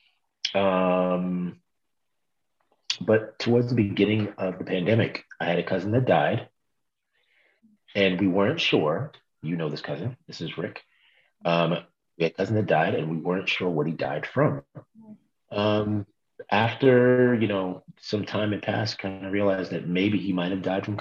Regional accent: New York City, New York, United States; also born or lived in Brooklyn, New York / Bed-Stuy, Brooklyn; I was born in Brooklyn, raised in Queens.

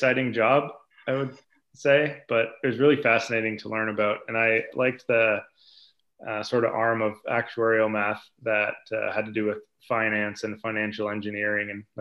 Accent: Listowel, Ontario, Canada; grow up in a small town, have access to a really great golf facility

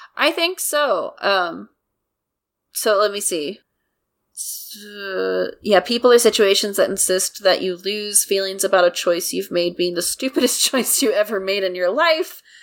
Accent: United States; I'm an American

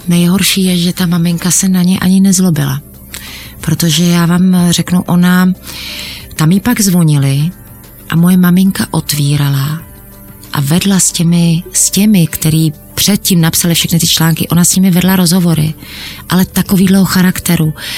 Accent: Czechia; my jsme Češi

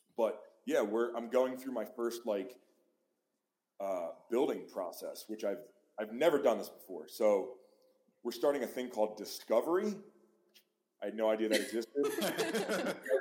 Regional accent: Pennsylvania, United States; moved away; i grew up in pennsylvania

